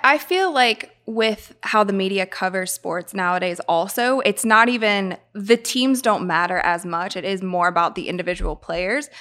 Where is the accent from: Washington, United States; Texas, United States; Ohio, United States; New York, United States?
Ohio, United States; Akron; moved away; I'm from Akron, Ohio, and so I also don't live in Akron anymore